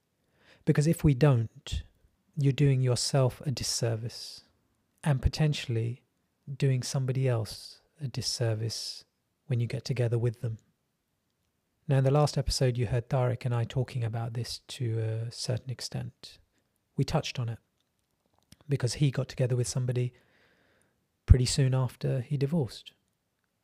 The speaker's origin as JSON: {"language": "English", "region": "England", "country": "United Kingdom", "said": "I am brown English. I'm a second generation immigrant."}